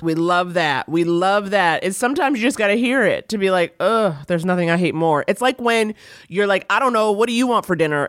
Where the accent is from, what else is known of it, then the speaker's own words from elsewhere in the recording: New York, United States; now in Los Angeles, United States; I was forced to leave my hometown. I'm from New York